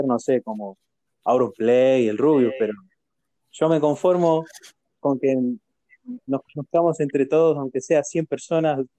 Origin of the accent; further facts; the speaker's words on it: Argentina; yo soy de, Argentina